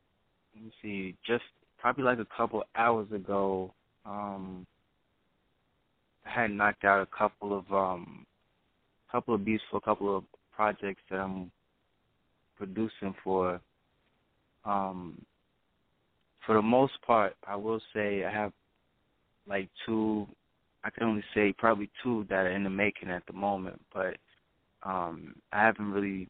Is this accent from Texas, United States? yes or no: no; Brooklyn, New York, United States; now in North Carolina, United States; Well, I'm originally from Brooklyn, New York. It's a real long story prior to me moving here to North Carolina, but I'm originally from Brooklyn, New York.